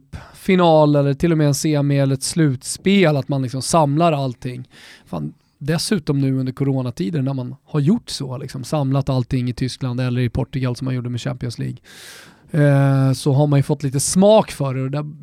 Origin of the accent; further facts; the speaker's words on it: Finland; now in Stockholm, Sweden; Vi är många finlandssvenskar i Stockholm, regionen.